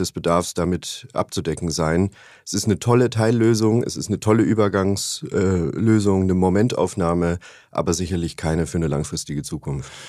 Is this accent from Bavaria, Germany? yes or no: yes; Upper Bavaria, Germany; now in Hamburg, Germany; in meiner Heimat ähm, in Oberbayern